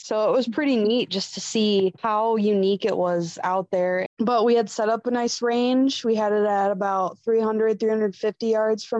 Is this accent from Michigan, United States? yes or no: yes; West Michigan, United States; growing up in West Michigan, it's pretty flat.